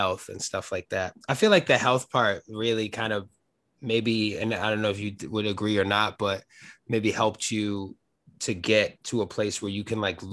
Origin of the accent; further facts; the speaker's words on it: New York, United States; I'm from New York. I've lived here my whole life